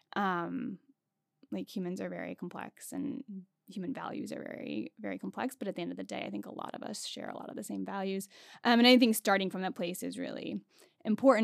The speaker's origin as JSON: {"language": "English", "town": "Hagerstown", "region": "Maryland", "country": "United States", "tie": "born or raised there", "also_born_or_lived": "Pittsburgh, Pennsylvania / San Diego, California", "moved": "as an adult", "lives_now": "Washington, D.C., United States", "said": "I actually grew up not too far from here in Hagerstown, Maryland"}